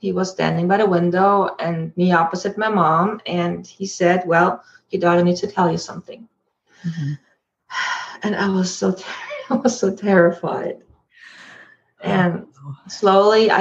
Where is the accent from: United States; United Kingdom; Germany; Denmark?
Germany; moved away as an adult; now in Canada; Growing up in Germany, very strict